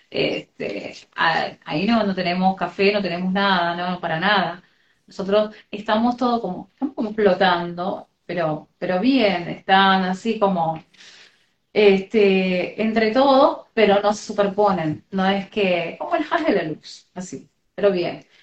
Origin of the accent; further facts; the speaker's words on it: Argentina; Hola. Soy de Argentina.